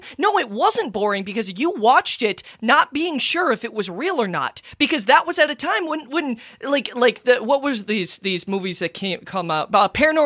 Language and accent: English; Minnesota, United States; I'm from Minnesota and I have an accent